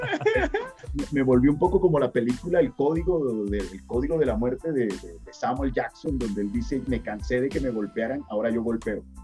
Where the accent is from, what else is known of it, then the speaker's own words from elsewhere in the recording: La Guajira, Colombia; soy de La Guajira, Colombia.